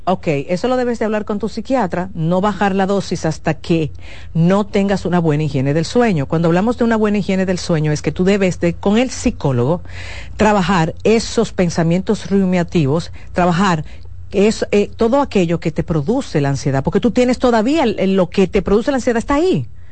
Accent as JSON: {"language": "Spanish", "country": "Dominican Republic", "said": "mi país, República Dominicana"}